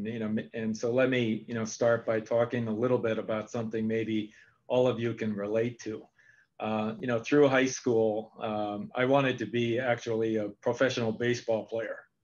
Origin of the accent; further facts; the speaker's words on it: Japan; moved away; also born or lived in San Francisco; I spoke Japanese because I grew up in Japan.